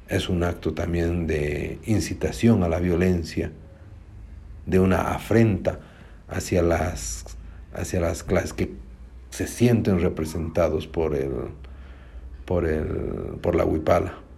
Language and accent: Spanish; Bolivia; mi tierra es Bolivia